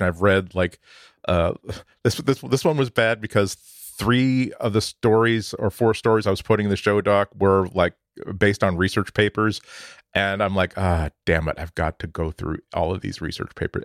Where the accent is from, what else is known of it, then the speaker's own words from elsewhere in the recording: suburban Boston, Massachusetts, United States; in suburban Boston, when I was growing up